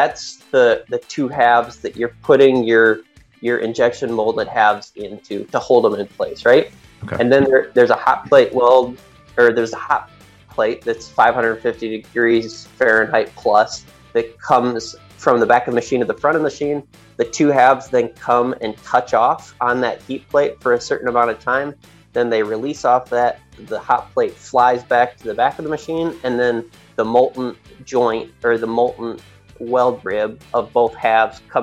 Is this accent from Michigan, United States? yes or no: yes; Central Michigan, United States; also born or lived in Wisconsin; I grew up in Central Michigan